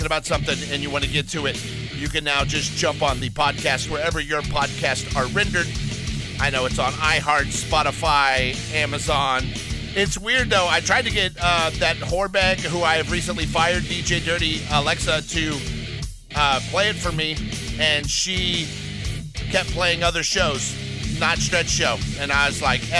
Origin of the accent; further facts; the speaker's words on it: Los Angeles, California, United States; also born or lived in Alabama; I may have grown up in Los Angeles, California. I may live in California 99.something% of my life. But I was born in Alabama